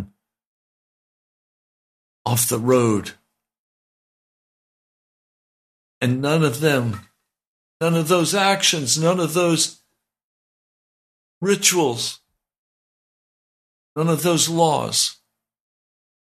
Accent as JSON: {"language": "English", "country": "United States", "said": "I'm an American"}